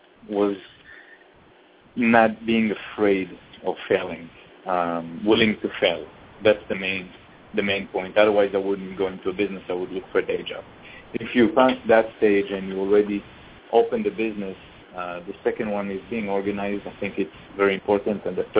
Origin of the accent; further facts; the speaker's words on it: Israel; moved away as an adult; now in United States; I came from Israel. I finished the military in Israel, and I basically came to study.